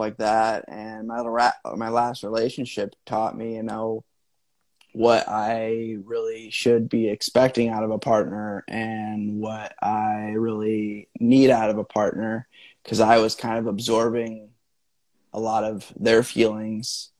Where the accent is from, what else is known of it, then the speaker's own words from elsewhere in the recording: Midwest, United States; I grew up in the Midwest.